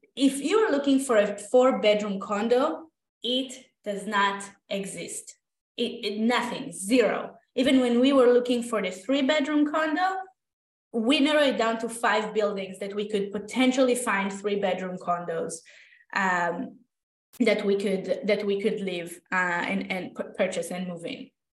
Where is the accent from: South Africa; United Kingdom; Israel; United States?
Israel; moved away as an adult; now in Toronto, Canada; i am originally from israel i went to architecture school there